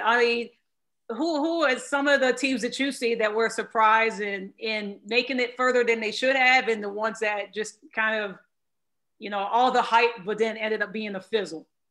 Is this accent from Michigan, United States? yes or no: yes; Michigan, United States; now in Texas, United States; I'm from Michigan